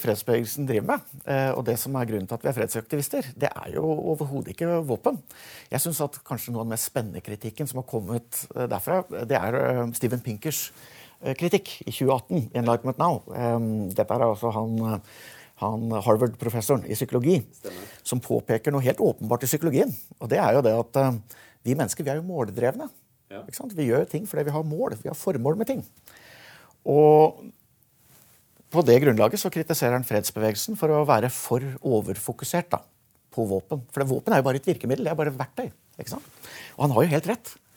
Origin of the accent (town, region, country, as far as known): Norway